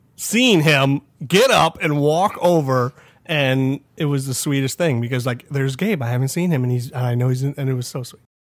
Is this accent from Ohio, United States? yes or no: yes; Rising Sun, Ohio, United States; I'm from, you know, Kansas, Ohio, Rising Sun, Ohio